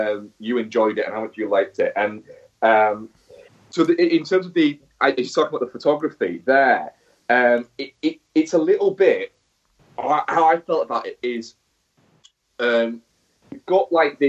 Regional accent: Manchester, North West England, United Kingdom; Actually, it would be a bit morally wrong, but I was from Manchester.

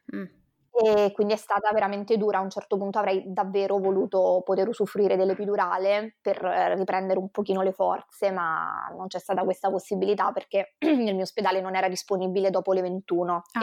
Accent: Rome, Lazio, Italy; born or raised there; moved away as an adult; now in Venice, Italy

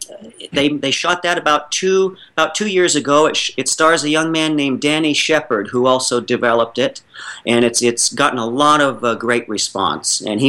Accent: New York, United States; Being a New Yorker

